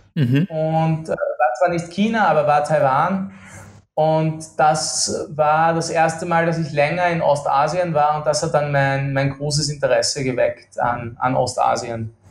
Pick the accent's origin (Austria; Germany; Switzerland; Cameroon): Austria; accent: Austrian; now in Kuala Lumpur, Malaysia; Ich bin ähm, Österreicher, wie, wie äh, deine Hörer wahrscheinlich äh, gut vernehmen können